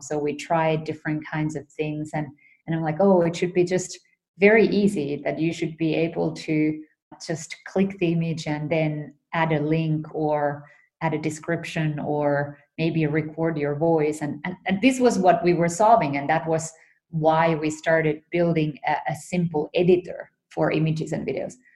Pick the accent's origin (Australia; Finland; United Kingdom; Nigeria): Finland; moved away as an adult; also born or lived in United States; I was um, born and raised in Finland.